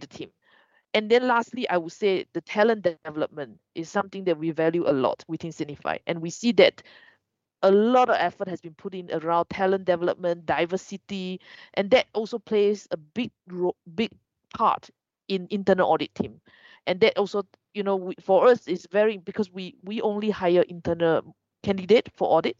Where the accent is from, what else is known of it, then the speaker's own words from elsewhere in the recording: Malaysia; moved away; I want to go home. So Malaysia